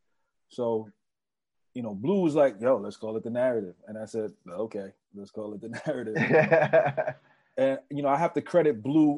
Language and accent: English; New York City, New York, United States; growing up in the Bronx